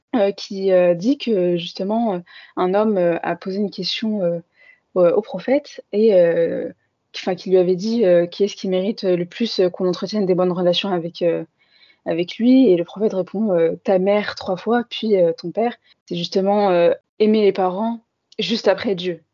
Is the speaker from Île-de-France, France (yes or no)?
yes; Paris suburbs, Île-de-France, France; j'ai toujours grandi en France dans un quartier populaire de banlieue parisienne